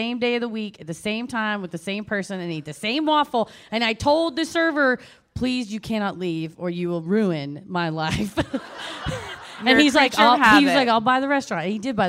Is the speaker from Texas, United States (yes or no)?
yes; Dallas, Texas, United States; Anytime you're like, I'm from Dallas, someone's like, I used to live there.